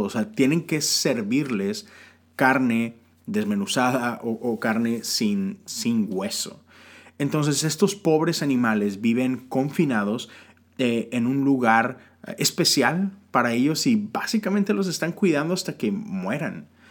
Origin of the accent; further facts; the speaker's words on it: Mexico; now in United States; yo vivo en los Estados Unidos, ah, pero soy ciudadano de México, aún hasta hoy legalmente soy ciudadano mexicano. Mi acta de nacimiento dice que yo soy mexicano